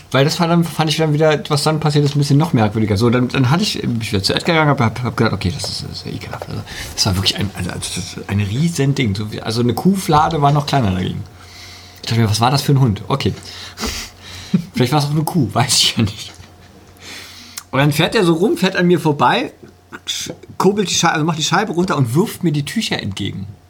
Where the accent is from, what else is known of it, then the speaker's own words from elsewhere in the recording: Germany; Bei uns in Deutschland